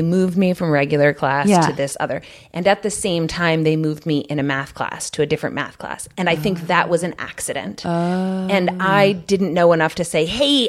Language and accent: English; King George County, Virginia, United States; moved away; I was in King George County in Virginia.